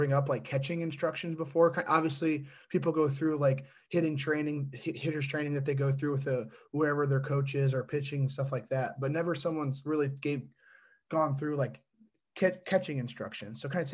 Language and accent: English; Indiana, United States; I'm from Indiana